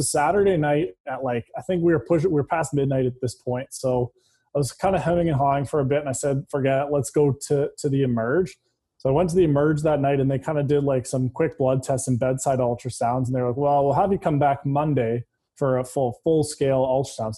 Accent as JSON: {"language": "English", "town": "London", "region": "Ontario", "country": "Canada", "tie": "born or raised there", "said": "I grew up in London, Ontario, played hockey my whole life there."}